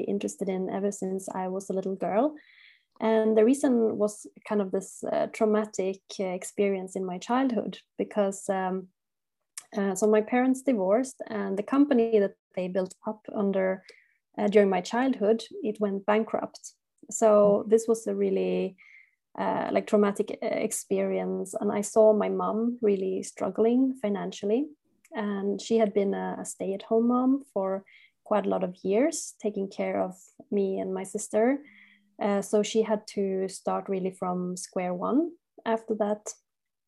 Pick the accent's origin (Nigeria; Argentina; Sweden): Sweden; moved away as an adult; also born or lived in Barcelona, Spain / Switzerland; I'm originally from Sweden